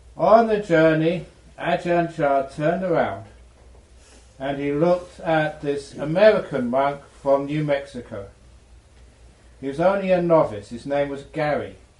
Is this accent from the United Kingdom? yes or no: yes; England, United Kingdom; I was born in England